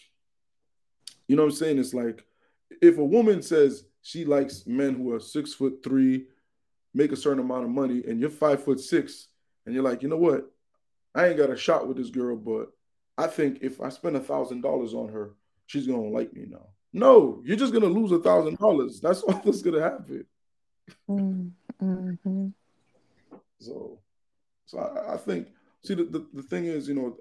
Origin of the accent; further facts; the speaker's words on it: United States; we're Americans, we're American citizens